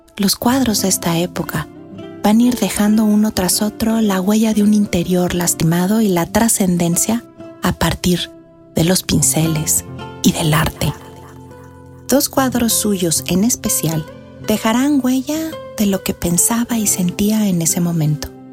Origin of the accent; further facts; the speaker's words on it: Mexico; somos los mexicanos